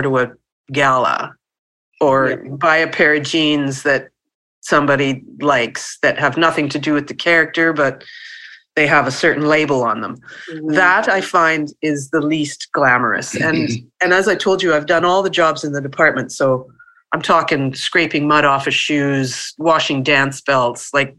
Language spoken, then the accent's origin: English; Winnipeg, Manitoba, Canada; I grew up in Winnipeg, which is about 4 hours north of Fargo, of North Dakota.